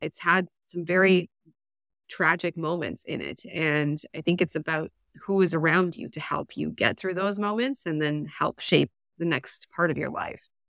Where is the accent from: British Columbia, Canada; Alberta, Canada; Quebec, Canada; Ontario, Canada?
Alberta, Canada; I grew up in Alberta in a rural area